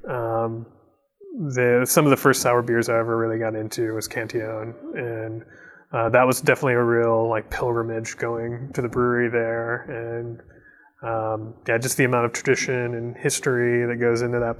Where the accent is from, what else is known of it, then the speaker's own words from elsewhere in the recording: Michigan, United States; I'm from Michigan, that was my, Founders was my, you know, that was my local brewery